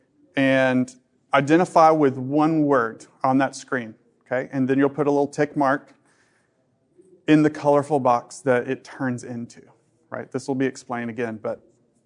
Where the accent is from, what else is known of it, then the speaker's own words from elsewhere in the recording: Dallas, Texas, United States; I'm from Dallas